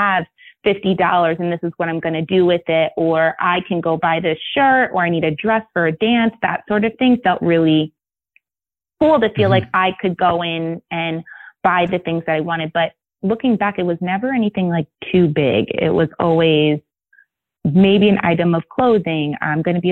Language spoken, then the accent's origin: English; New York, United States; I'm from New York